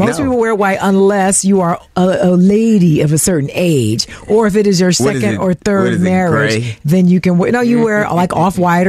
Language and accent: English; Tennessee, United States; I grew up in Ottawa, Tennessee. Yeah. That's where I grew up.